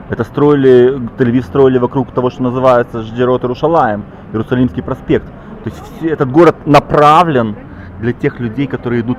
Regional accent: Israel; now in Jerusalem, Israel; я из Кибуца. Я вообще из, я из пустыни переехал

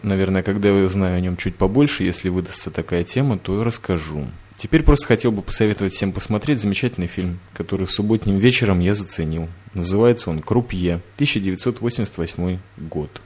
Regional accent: Riga, Latvia; сам я когда-то в детстве, помню, ходил в Риге с мамой на кинолектории

